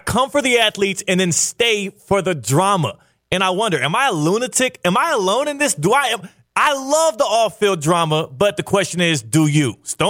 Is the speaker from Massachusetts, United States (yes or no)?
no; Texas, United States; moved away; in my home state, Texas. Frisco, Texas, to be exact.